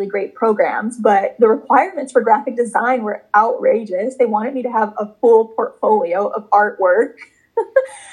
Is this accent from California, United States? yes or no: no; Chicago, Illinois, United States; moved away as an adult; now in New York City, United States; I'm originally from Chicago, Illinois, but now I live in New York City and I'm 26 years old now. And growing up, I grew up between Chicago and the suburbs of Chicago